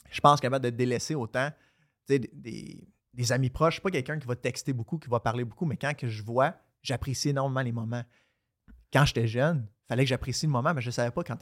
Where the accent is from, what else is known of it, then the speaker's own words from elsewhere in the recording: Quebec, Canada; also born or lived in Florida, United States; je suis né en Floride. À 5 ans, on est revenu au Québec. À 12 ans, on est retourné en Floride. Puis après ça, je suis revenu ici, j'avais 16 ans.